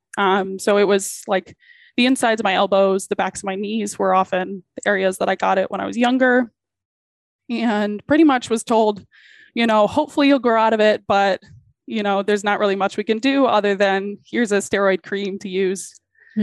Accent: West Bloomfield, Michigan, United States; I grew up in Southeast Michigan. So like Detroit metro area

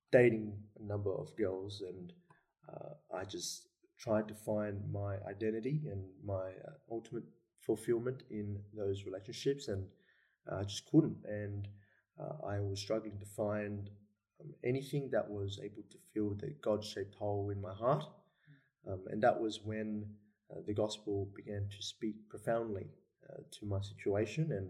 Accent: Sydney, New South Wales, Australia; also born or lived in Melbourne; I was born in Melbourne. Hmm. Uh, the whole family. Um, brother and sister and I were born in Melbourne, but we moved to Sydney when I was about 4

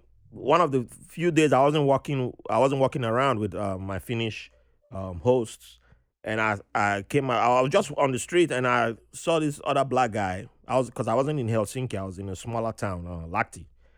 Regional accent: Nigeria; born there; I said, I was born in Nigeria, but American.

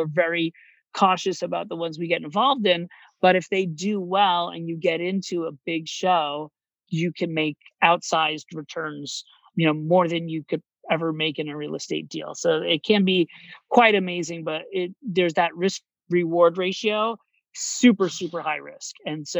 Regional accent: Orlando, Florida, United States; moved away as an adult; also born or lived in New York City; now in Miami, United States; I grew up in Orlando, Florida, and I moved to New York City to pursue a career in theater

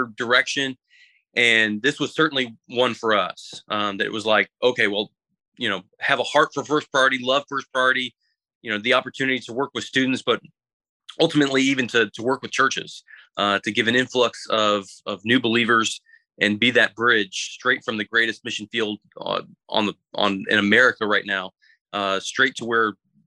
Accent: Florida, United States; moved away as an adult; now in Kingsport, United States; being from Florida and growing up in Florida

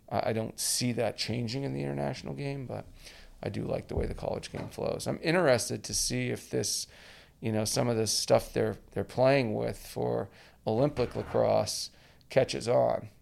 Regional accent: Edmonton, Alberta, Canada; moved away as an adult; the first guy from, from my hometown in Edmonton to go down to play in the U S

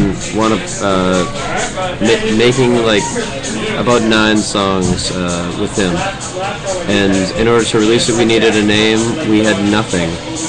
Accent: Scituate, Massachusetts, United States; I grew up in Scituate, Mass

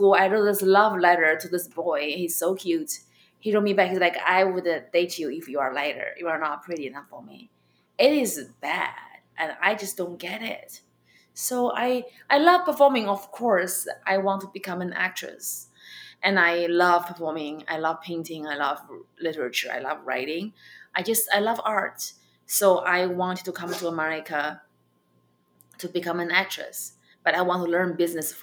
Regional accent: China; accent: Chinese; English is a second language; moved away as an adult; now in United States; I have my Chinese accent.

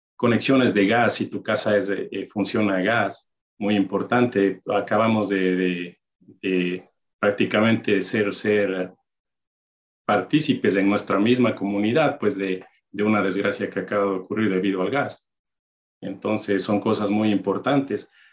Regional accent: Ibarra, Imbabura, Ecuador; moved away as an adult; also born or lived in Maryland; now in United States; nací en Ecuador, una ciudad, Ibarra, mi, mi ciudad natal

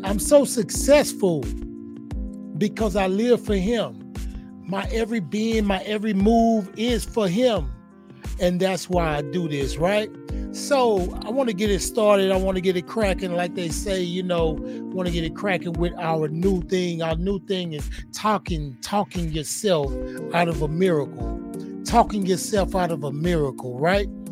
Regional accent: Houston, Texas, United States; I was a boy from Fifth Ward, little boy that was growing up in the hood

